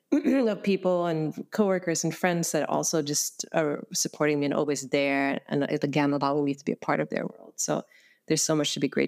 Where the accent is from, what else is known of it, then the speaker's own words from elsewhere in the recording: Sweden; moved away as an adult; now in San Francisco, United States; I came to San Francisco from Sweden in 2001